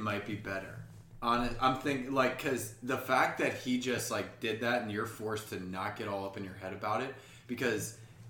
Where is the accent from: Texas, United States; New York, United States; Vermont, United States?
New York, United States; Bronx; so everyone knows as I'm doing manual labor that I'm from the Bronx.